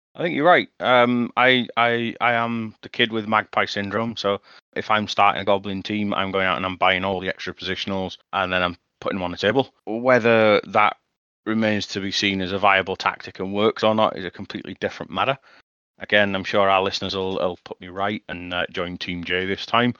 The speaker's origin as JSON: {"language": "English", "town": "Leeds", "region": "Yorkshire and the Humber", "country": "United Kingdom", "accent": "broad Yorkshire", "said": "I'm from Yorkshire"}